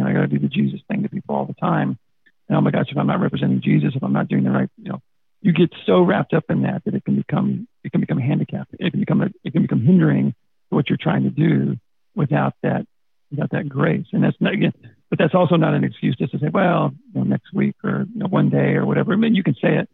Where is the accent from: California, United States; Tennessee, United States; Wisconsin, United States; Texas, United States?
Texas, United States; I'm from Texas. It doesn't take long to find out.